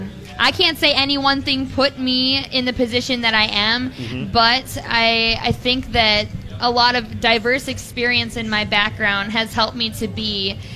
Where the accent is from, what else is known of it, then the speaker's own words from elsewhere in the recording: Browerville, Minnesota, United States; I'm from Todd County in a town called Browerville.